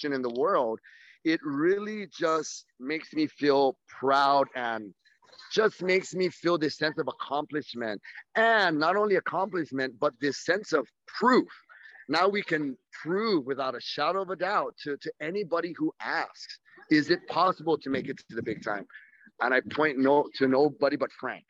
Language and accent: English; Saipan, Northern Mariana Islands; we're just from Saipan, we're from a small little rock